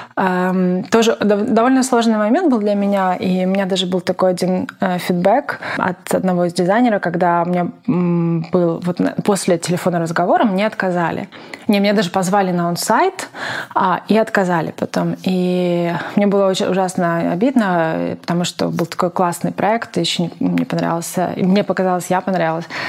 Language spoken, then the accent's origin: Russian; Zaporizhzhia, Zaporizhzhia Oblast, Ukraine; moved away as an adult; also born or lived in Kyiv, Ukraine; я из Запорожья